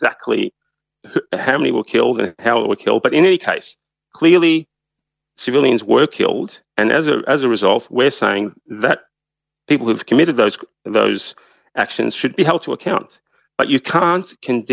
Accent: Australia; we being Australia

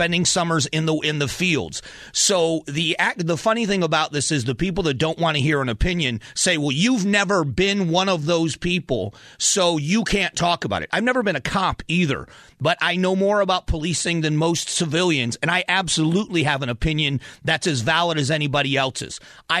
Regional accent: Florida, United States; I grew up in Florida working around migrants

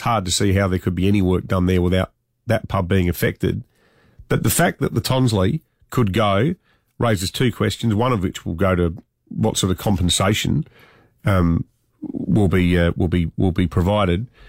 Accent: Adelaide, South Australia, Australia; It was also one of the many family pubs that would go to as kids growing up in Mitchell Park, just behind where Marion High School used to be

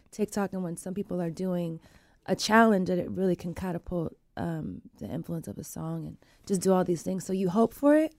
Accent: Sacramento, California, United States; also born or lived in Wilton, California; I grew up in South Sac

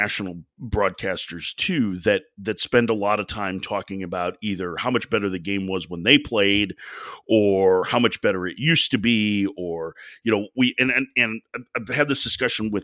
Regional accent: Chicago, Illinois, United States; I grew up in Chicago

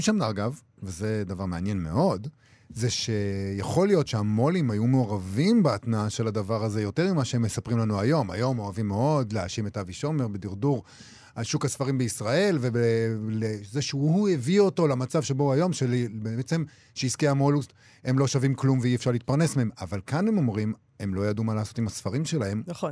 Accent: Rehovot, Central District, Israel; גדלתי ברחובות

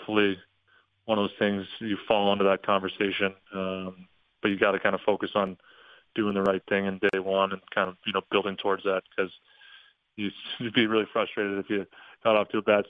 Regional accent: St. Louis, Missouri, United States; also born or lived in Denver; now in Dallas, United States; I was born in Denver, and I was only there for 8 months. So I, you know, pretty much grew up, still go back to St. Louis in the summers, and that's still home

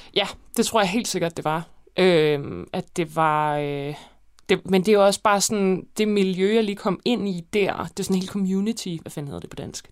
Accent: Copenhagen, Capital Region of Denmark, Denmark; also born or lived in Roskilde / Gladsaxe / Hellerup; jeg har faktisk boet rigtig mange forskellige steder. Øh, jeg har boet, jeg voksede op på Christianshavn og Vesterbro

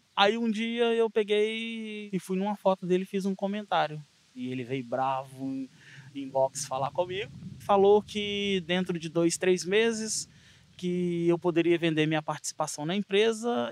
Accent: Minas Gerais, Brazil; also born or lived in Azores; now in Seixal, Portugal; sou natural do Brasil, de Minas Gerais

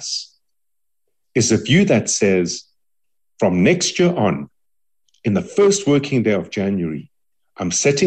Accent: South Africa; we as South Africans

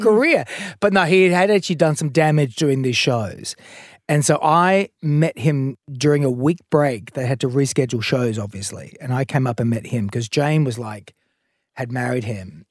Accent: Adelaide, South Australia, Australia; in the eighties and seventies growing up in Adelaide

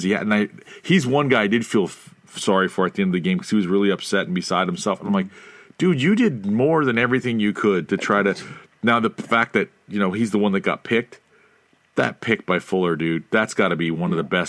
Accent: East Coast, United States; moved away; also born or lived in California; West Coast for the last 18 years in California, so this was the first year in a long time. I grew up on the East Coast

